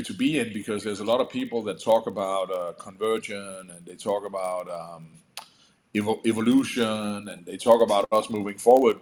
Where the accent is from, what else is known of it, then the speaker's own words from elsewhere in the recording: Denmark; moved away; I come from Europe where um, you actually have in uh, Denmark where you actually have to have an education called uh, an adult educator